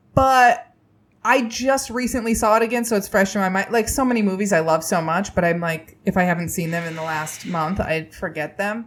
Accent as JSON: {"language": "English", "region": "Indiana", "country": "United States", "tie": "born or raised there", "said": "I grew up in Indiana."}